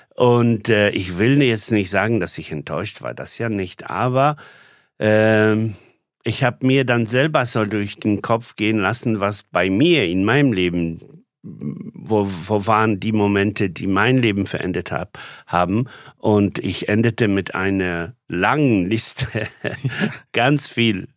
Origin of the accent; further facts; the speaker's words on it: Poland; now in Germany; ich Pole bin